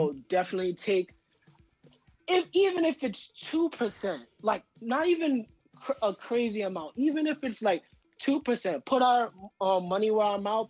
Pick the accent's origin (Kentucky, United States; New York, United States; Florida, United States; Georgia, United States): New York, United States; New York City; I grew up in Harlem, and growing up in Harlem